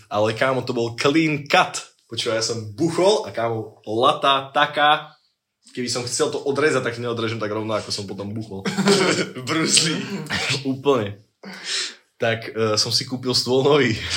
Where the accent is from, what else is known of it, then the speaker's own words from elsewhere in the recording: Liptovská Teplá, Žilina Region, Slovakia; moved away; pochádzam áno z Liptovskej hod, je Liptovská teplá, stred vesmíru a vlastne všetkého najväčšia metropola Liptova, blízko Ružomberka